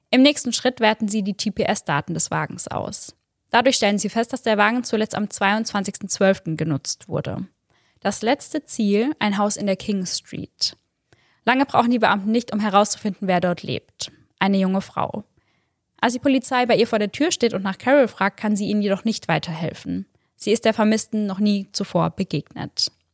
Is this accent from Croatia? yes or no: no; Germany; bei uns in Deutschland